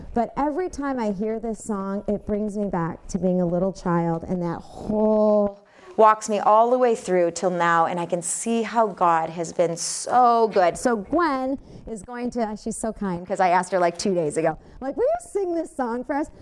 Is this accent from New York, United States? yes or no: no; Westland, Michigan, United States; I grew up in Westland, Michigan